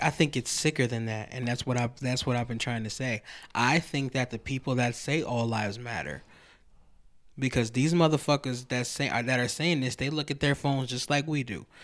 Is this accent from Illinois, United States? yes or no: no; Lansing, Michigan, United States; we grew up in Lansing